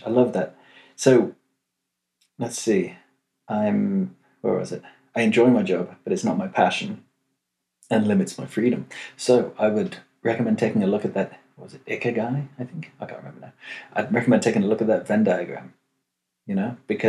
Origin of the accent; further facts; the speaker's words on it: London, United Kingdom; now in Amsterdam, Netherlands; Also, I'm from London. Cool. But go to uni in Amsterdam.